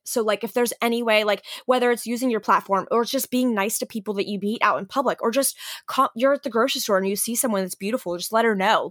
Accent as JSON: {"language": "English", "region": "Western Pennsylvania", "country": "United States", "tie": "born or raised there", "also_born_or_lived": "Philadelphia", "moved": "as an adult", "said": "I grew up in Western P"}